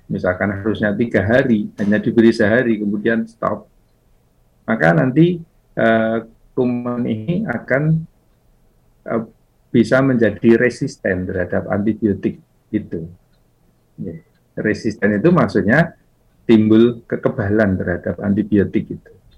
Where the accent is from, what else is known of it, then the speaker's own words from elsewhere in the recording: Java, Indonesia; kita orang Jawa